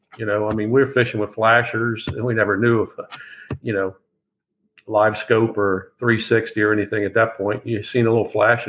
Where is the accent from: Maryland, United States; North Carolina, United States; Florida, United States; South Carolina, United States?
Maryland, United States; also born or lived in northern New York; Take residence up in Wyford, Maryland. I grew up here on Chesapeake Bay. Fished Chesapeake Bay pretty much all my life as a child and as I grew older.